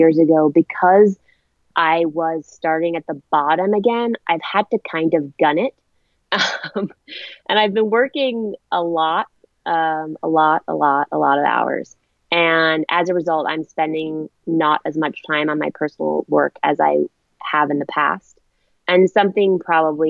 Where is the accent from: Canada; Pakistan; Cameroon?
Canada; moved away as an adult; also born or lived in Ireland; now in New York, United States; I was originally born in Ireland. I grew up in Canada and I moved to New York when I was 18.